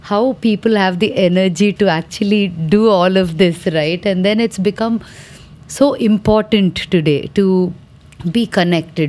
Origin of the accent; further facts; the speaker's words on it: Vijayawada, Andhra Pradesh, India; the first performance was in my hometown